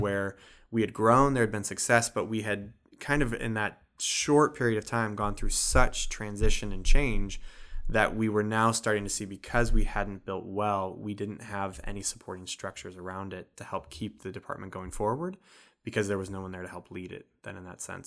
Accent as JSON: {"language": "English", "region": "Illinois", "country": "United States", "moved": "as an adult", "lives_now": "Wisconsin, United States", "said": "I'm originally from Illinois and came up to go to Carthage College."}